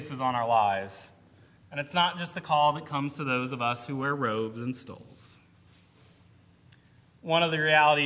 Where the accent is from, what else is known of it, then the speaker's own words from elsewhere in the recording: Cleveland, Ohio, United States; moved away; someone who grew up in the Cleveland metro area